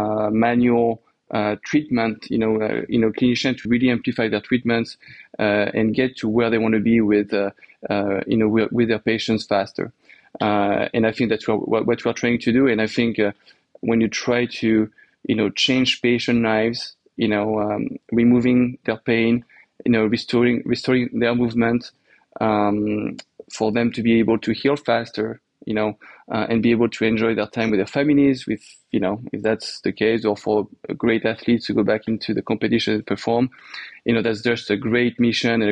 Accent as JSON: {"language": "English", "region": "Normandy", "country": "France", "tie": "born or raised there", "also_born_or_lived": "New York, United States", "accent": "French", "second_language": "English", "moved": "as an adult", "lives_now": "United States", "said": "I grew up in France. So in Normandy, in the north of France"}